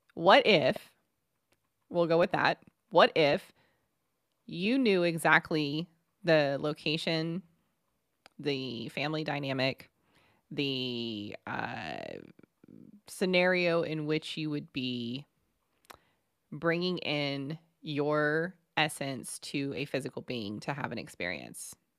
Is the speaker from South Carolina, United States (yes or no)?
no; Texas, United States; We're so from Texas